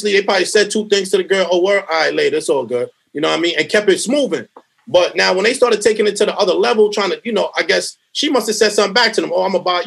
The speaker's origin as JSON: {"language": "English", "town": "New York City", "region": "New York", "country": "United States", "also_born_or_lived": "Mount Vernon", "moved": "yes", "said": "I'm from Brooklyn"}